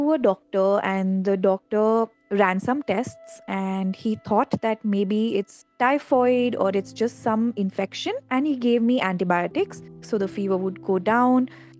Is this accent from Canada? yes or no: no; Dehradun, Uttarakhand, India; moved away as an adult; now in Delhi, India; I grew up in Dehradun, but I have lived in Delhi for the last 10 to 12 years of my life